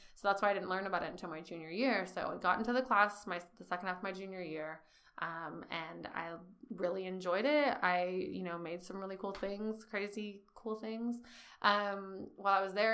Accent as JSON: {"language": "English", "town": "Bakersfield", "region": "California", "country": "United States", "tie": "born or raised there", "also_born_or_lived": "San Francisco", "moved": "as an adult", "said": "I'm originally from Bakersfield, California. Um, grew up a little on the east side, a little on the south, mainly on the southwest"}